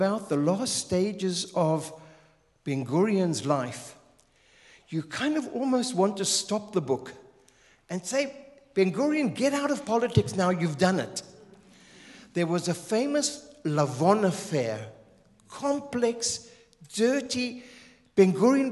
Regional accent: Zimbabwe; moved away as an adult; also born or lived in Israel; I'm Southern African from Zimbabwe, Rhodesia

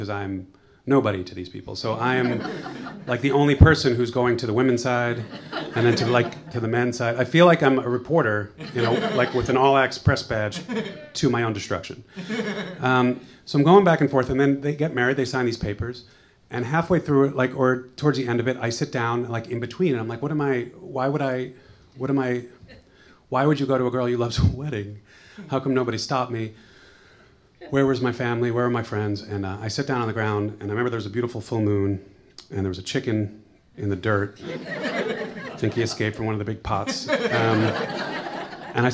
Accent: United States; also born or lived in New York; I'm American.

